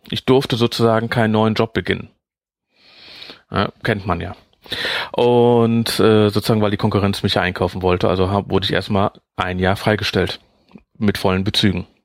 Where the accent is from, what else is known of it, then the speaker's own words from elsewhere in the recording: Netherlands; ja, ich bin sechs Jahre in Holland groß geworden, also deswegen.